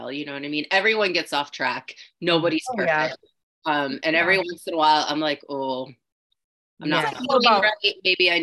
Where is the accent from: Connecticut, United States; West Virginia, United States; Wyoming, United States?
West Virginia, United States; Wheeling; also born or lived in St. Clairsville, Ohio; I grew up in Wheeling